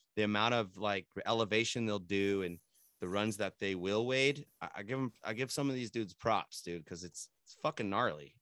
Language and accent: English; San Jose, California, United States; I'm from San Jose